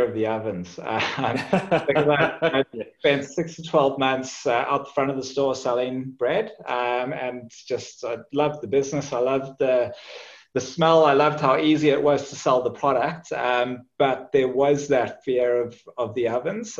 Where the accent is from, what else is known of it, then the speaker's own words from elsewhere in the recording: Johannesburg, Gauteng, South Africa; moved away as an adult; also born or lived in Zimbabwe / Cape Town; now in Australia; I was born in Zimbabwe, raised in South Africa, and grew up in Johannesburg, and then went to university in Cape Town